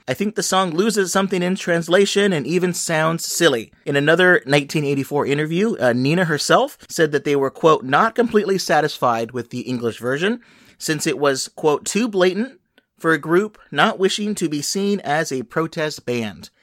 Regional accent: Los Angeles, California, United States; a station that I grew up with in Los Angeles

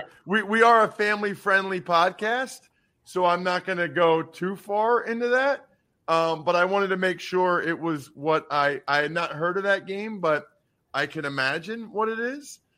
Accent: Pennsylvania, United States; growing up in Pennsylvania

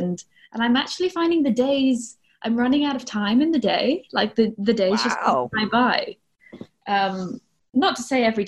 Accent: England, United Kingdom; Similar to Maggie, I'm a bit confused in that technically I am from England, but I had a very international upbringing in that my dad's job, we moved around a lot when I was a kid.

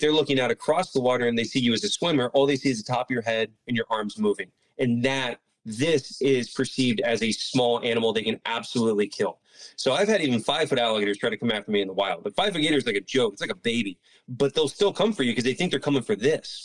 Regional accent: Palm Bay, Florida, United States; also born or lived in Miami, Florida; I'm from Palm Bay, Florida. That's where I was born and raised.

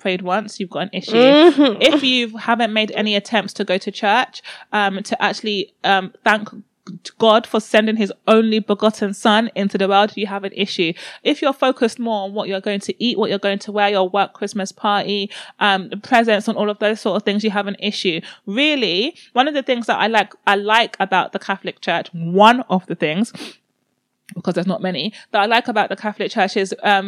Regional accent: Nigeria; I'm Nigerian

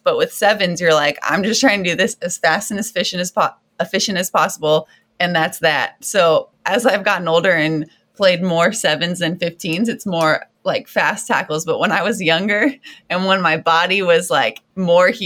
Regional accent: Southeast Texas, United States; I grew up in Southeast Texas.

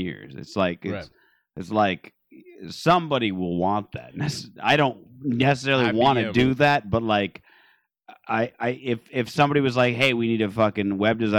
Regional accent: Phoenix, Arizona, United States; now in Los Angeles, United States; I come from Phoenix where people are like intentionally homeless

